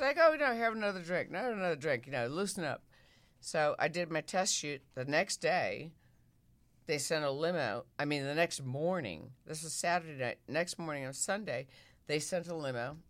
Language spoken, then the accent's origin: English; Midwest, United States; moved away; I'm a girl from the Midwest